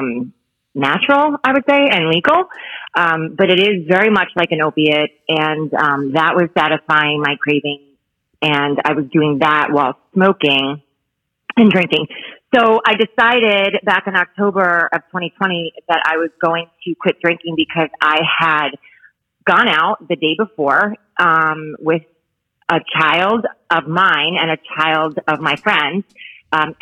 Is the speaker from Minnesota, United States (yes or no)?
no; Bayonne, New Jersey, United States; moved away as an adult; now in Florida, United States; So I'm from Bayonne, which is in New Jersey